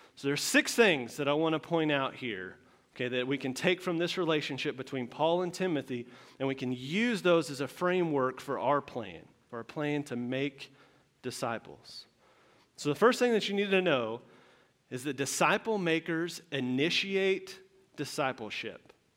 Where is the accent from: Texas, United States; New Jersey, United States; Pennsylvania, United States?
Texas, United States; moved away; I am from Texas. i uh, born and raised, a whole, whole life there.